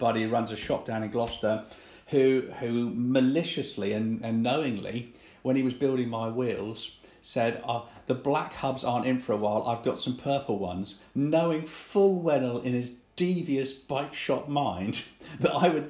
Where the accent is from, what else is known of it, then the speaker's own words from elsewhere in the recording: Hong Kong; moved away; I grew up in Hong Kong